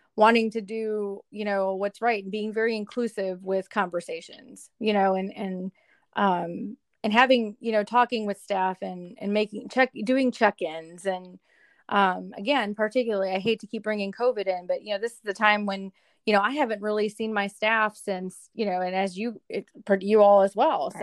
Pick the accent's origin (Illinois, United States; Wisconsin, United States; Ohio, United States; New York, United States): Wisconsin, United States; Milwaukee; moved away as an adult; also born or lived in Hattiesburg, Mississippi; now in Louisville, United States; I am originally from Milwaukee, Wisconsin